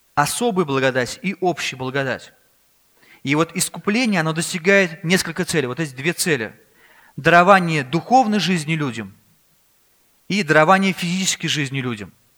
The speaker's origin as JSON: {"language": "Russian", "country": "Russia", "tie": "born or raised there", "also_born_or_lived": "Kazan", "said": "мы родились в России здесь"}